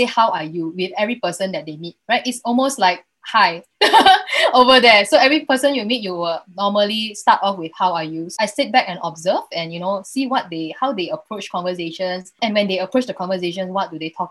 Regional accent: Malaysia; first language English; moved away; also born or lived in Germany; I am an Asian from Malaysia

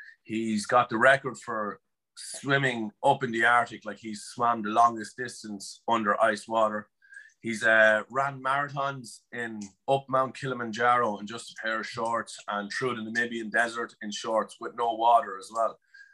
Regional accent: Netherlands; born there; I was born in Holland, but he was living in Poland with his parents.

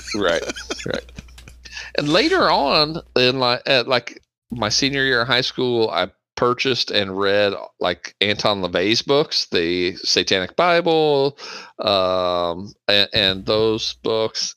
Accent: Bartholomew County, Indiana, United States; I grew up in Bartholomew County, Indiana

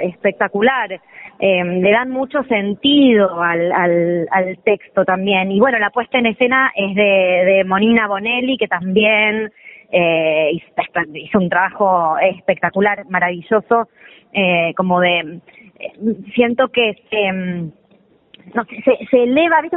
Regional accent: Sarandí, Buenos Aires Province, Argentina; yo soy de yo soy de Avellaneda de mm. Sarandí nací ahí

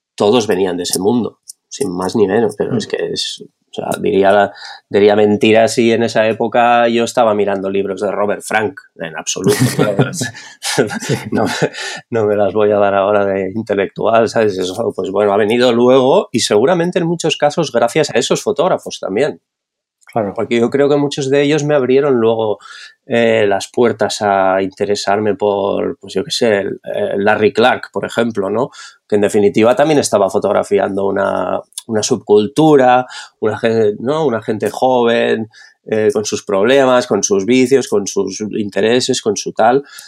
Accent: Barcelona, Catalonia, Spain; also born or lived in Madrid / Netherlands / London; soy de Barcelona, nacido aquí, he vivido la mayor parte de mi vida aquí

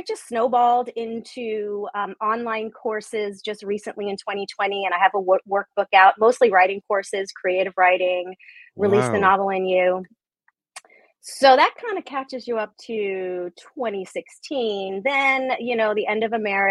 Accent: New York, United States; I'm Italian from New York

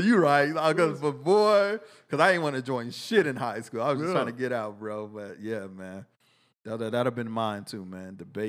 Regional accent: Texas, United States; Then I moved back to Texas and appreciate every fucking bit of it, man. I love Texas. I'm a Texan through and through.

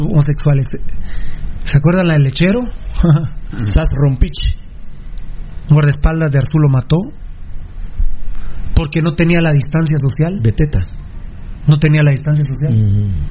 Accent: Guatemala; Yo nací en el potrero de Corona

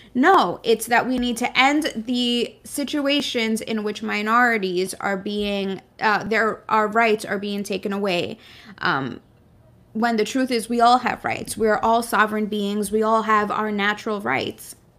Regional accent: New York City, New York, United States; I was born in Brooklyn. This is my country

